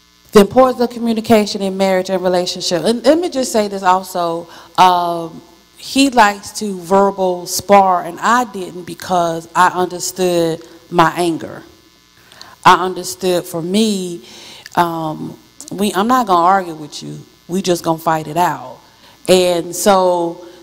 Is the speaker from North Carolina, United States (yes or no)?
yes; Wadesboro, North Carolina, United States; I'm from Wadesboro, North Carolina